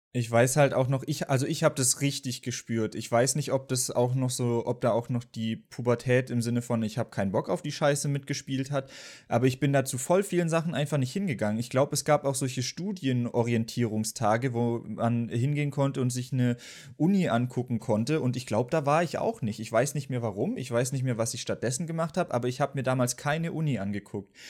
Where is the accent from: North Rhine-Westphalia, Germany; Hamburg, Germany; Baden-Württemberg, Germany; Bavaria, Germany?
Baden-Württemberg, Germany; bei uns in Baden-Württemberg war es auf jeden Fall so, dass es dann G8 gab